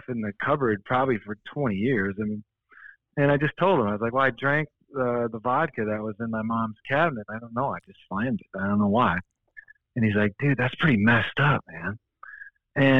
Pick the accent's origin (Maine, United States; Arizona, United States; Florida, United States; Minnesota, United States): Minnesota, United States; Shoreview; also born or lived in Pequot Lakes, Minnesota; I grew up in Shoreview, it's called